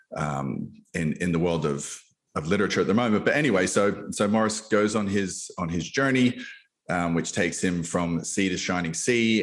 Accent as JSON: {"language": "English", "country": "Australia", "moved": "as an adult", "lives_now": "United States", "said": "I come from Australia. Your listeners can probably hear my my accent"}